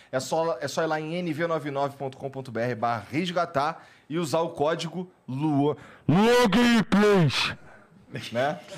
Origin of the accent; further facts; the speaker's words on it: Rio de Janeiro, Brazil; que eu sou carioca, eu tenho que achar essa ideia boa